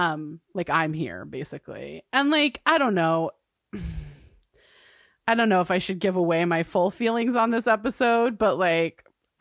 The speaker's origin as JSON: {"language": "English", "country": "Ireland", "said": "I'm an Irish woman with whiskey, and that is a combination."}